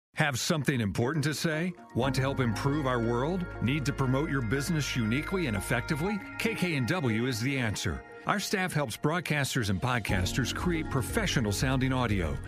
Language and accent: English; Midwest, United States; growing up in the Midwest, my father owned a furniture store